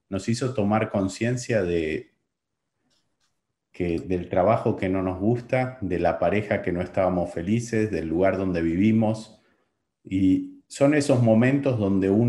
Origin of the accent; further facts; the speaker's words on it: Buenos Aires, Argentina; born there; nací, nací en Buenos Aires eh, pasando de una gran ciudad, de una educación tradicional, de una familia tradicional